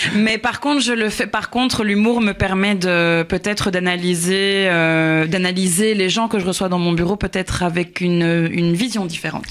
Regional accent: Belgium; accent: Belgian; now in Paris, France; je suis, je suis belge à la base

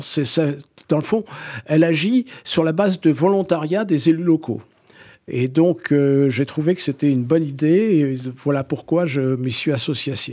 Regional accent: Algiers, Algiers Province, Algeria; now in Corsica, France; J'ai passé ma petite enfance euh, dans le quartier populaire de Bab el Oued euh, à Alger

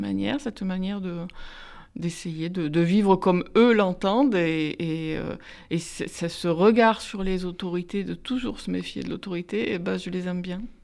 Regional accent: Marseille, Provence-Alpes-Côte d'Azur, France; je suis d'origine italienne, j'ai grandi à Marseille, dans les quartiers nord

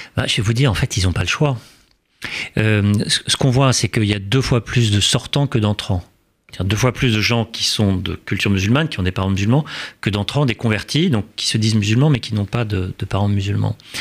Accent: France; en tant que Français et en tant que musulman

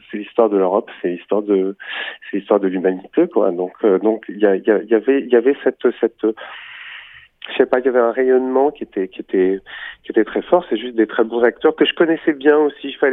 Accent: Warsaw, Masovian Voivodeship, Poland; born there; Varsovie, rue Lechno, numéro 8, qui était une rue assez animée. Je suis né en 1936

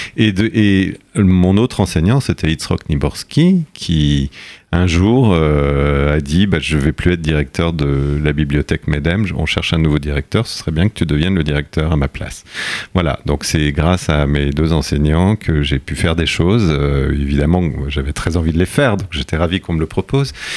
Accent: France; accent: French accent in Yiddish; j'ai l'accent français en yiddish

